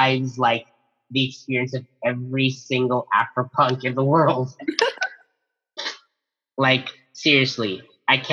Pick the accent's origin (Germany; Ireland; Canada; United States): Canada; Mississauga, Ontario; my hometown of Mississauga, Ontario